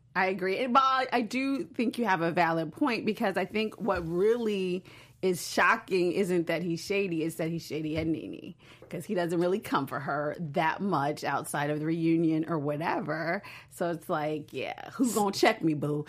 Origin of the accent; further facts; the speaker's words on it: Chicago, Illinois, United States; I'm from Chicago